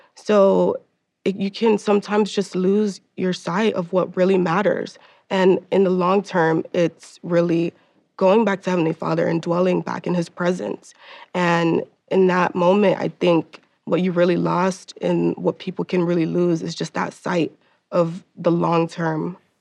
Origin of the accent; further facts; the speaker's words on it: Miami, Florida, United States; moved away; I am from the East Coast. I'm from Miami, Florida. So, being that I was in a school with 2,000 kids